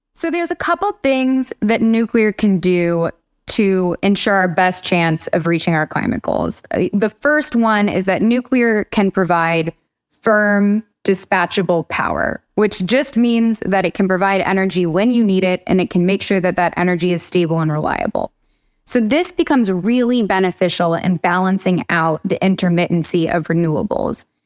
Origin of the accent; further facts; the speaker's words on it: Huntington Beach, California, United States; moved away as an adult; also born or lived in Germany; now in East Coast, United States; I'm from Huntington Beach, California, but I've been on the East Coast for maybe over a decade now